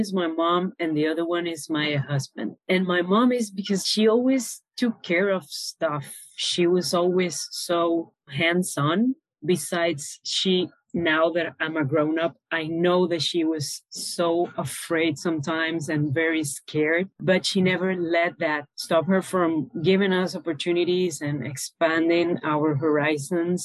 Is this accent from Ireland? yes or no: no; Caracas, Capital District, Venezuela; moved away as an adult; now in Panama; So I was born and raised in Venezuela, in Caracas, the capital city.